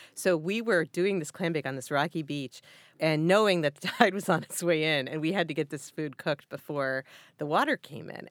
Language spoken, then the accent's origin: English; near Hartford, Connecticut, United States; I grew up near Hartford, Connecticut, and worked at a West Indian bakery.